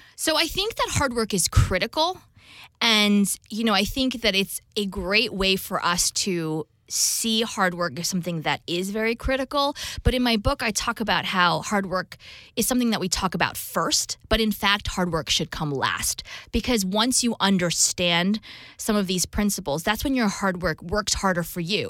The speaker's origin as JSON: {"language": "English", "region": "New Jersey", "country": "United States", "tie": "born or raised there", "said": "I'm Taiwanese American, so I'm dual Taiwan U S citizenship, and grew up in New Jersey"}